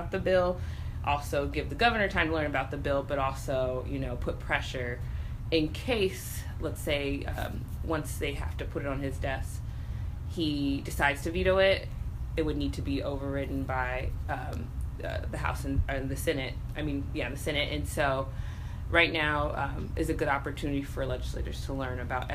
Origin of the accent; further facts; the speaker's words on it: California, United States; now in Illinois, United States; I'm from California